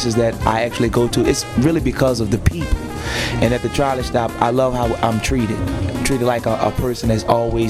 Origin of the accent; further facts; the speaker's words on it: New Orleans, Louisiana, United States; I'm from New Orleans